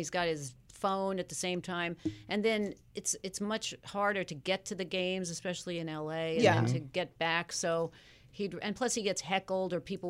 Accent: Long Island, New York, United States; I grew up on Long Island.

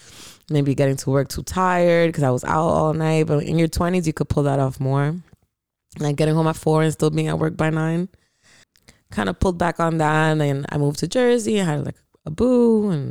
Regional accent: Landstuhl, Rhineland-Palatinate, Germany; born there; So, they were stationed in Hamburg, I believe. And I was born in a hospital in Landstuhl.

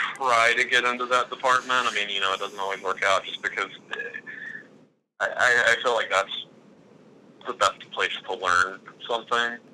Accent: Gadsden, Alabama, United States; I'm from Gadsden

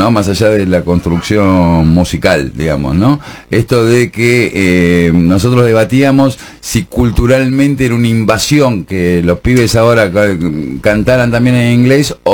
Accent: Argentina; Pero ahora... Si somos argentinos.

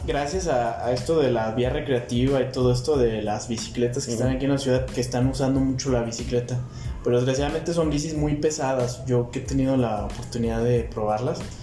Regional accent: Guadalajara, Jalisco, Mexico; Yo soy mexicano completamente. Yo nací aquí.

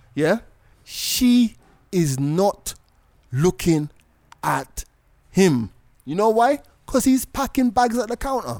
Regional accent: Jamaica; also born or lived in London; now in Kenya; I was born in London. I grew up in Jamaica

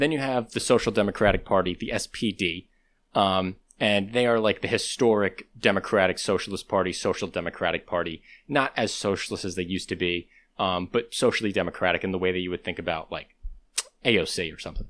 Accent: United States; I'm American

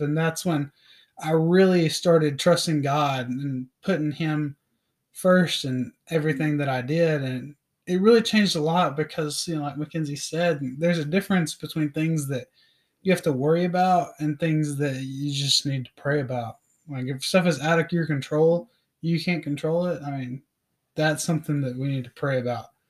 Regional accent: Knoxville, Tennessee, United States; I was, uh, born and raised in Knoxville, Tennessee

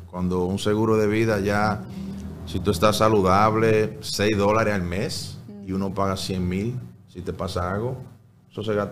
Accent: Dominican Republic; El más bonito fuera cuando nos juntábamos todos a cenar. Eh, no todos los días, pero muy frecuente. Que está todo el tío, el primo, la vecina, el gato, el perro ahí.

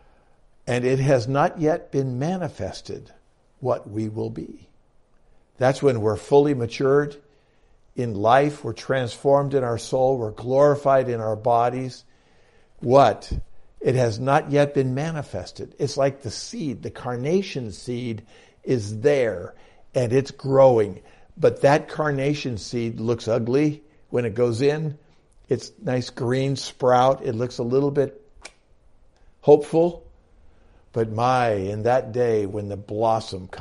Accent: United States; I'm an American.

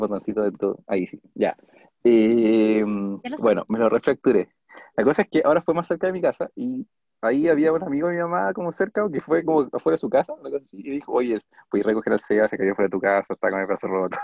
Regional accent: Puente Alto, Santiago Metropolitan Region, Chile; soy de Puente Alto

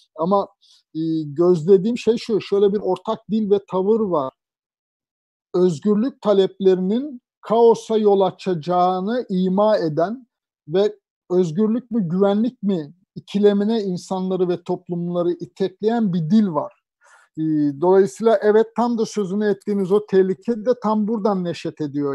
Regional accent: Anatolia, Turkey; also born or lived in Ankara; now in Istanbul, Turkey; Yani ben de Anadolu'da bir terzi babanın çocuğuyum.

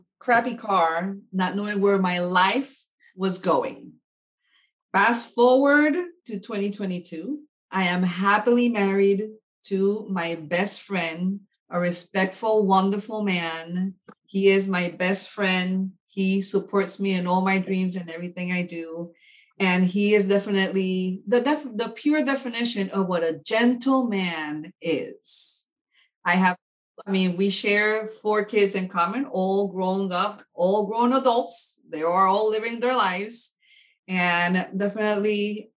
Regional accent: Puerto Rico; moved away as an adult; also born or lived in New York City; now in Florida, United States; I'm originally from Puerto Rico. I was born in New York City, raised in Puerto Rico, Puerto Rican parents

